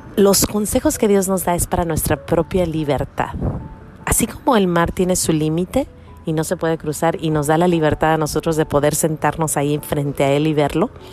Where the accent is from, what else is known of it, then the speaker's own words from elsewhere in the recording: Mexico; now in United States; En mi pueblo, cuando yo estaba creciendo, todo el mundo andaba en la calle, todos los chiquillos andaban corriendo. Eran los ochentas, estamos hablando de México en los ochentas